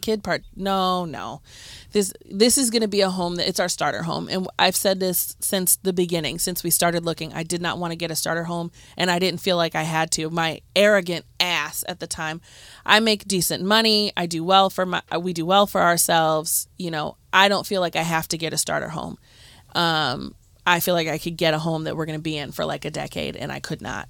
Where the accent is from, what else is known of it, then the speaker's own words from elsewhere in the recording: Cleveland, Ohio, United States; growing up in Cleveland